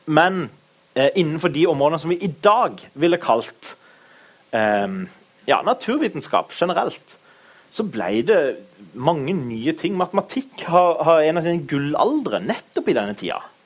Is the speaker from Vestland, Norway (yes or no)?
no; Kristiansand, Agder, Norway; Jeg er fra Kristiansand, født og oppvokst.